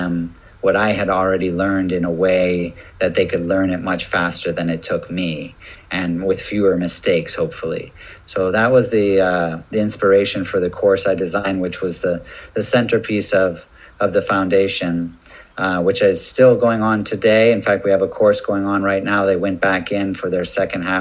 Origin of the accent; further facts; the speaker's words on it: United States; moved away; as an American